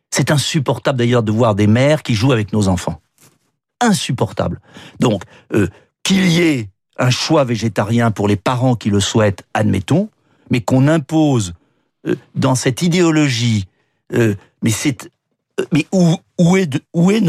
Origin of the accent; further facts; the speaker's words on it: France; On est français avec une confession, pour certains, pour d'autres pas de confession.